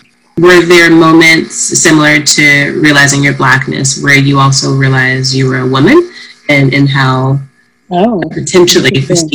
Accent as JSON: {"language": "English", "region": "Midwest", "country": "United States", "tie": "born or raised there", "said": "I grew up in the Midwest as well"}